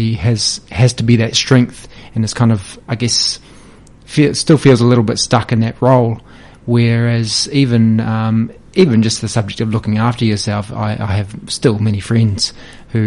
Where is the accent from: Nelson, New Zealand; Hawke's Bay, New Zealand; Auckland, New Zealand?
Hawke's Bay, New Zealand; I'm a Hawke's Bay local. I grew up in Hawke's Bay.